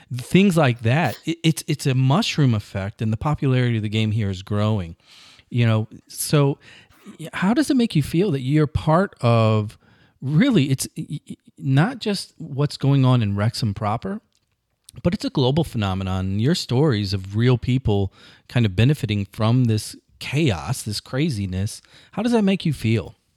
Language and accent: English; across the river from St. Louis, Illinois, United States; My hometown, right across the river, it's a steel town